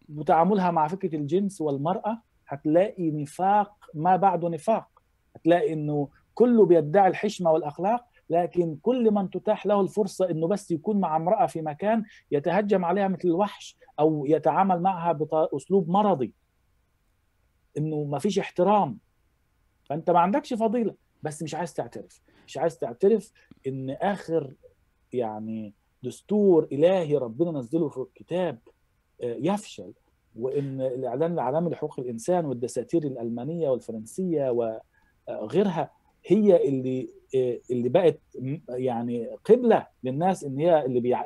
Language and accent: Arabic; Giza, Giza Governorate, Egypt; born or raised there; moved away as an adult; now in Germany